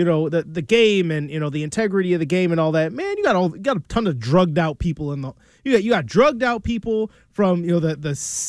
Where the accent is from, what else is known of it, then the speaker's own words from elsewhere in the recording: Chicago, Illinois, United States; I grew up in Chicago, White Sox fan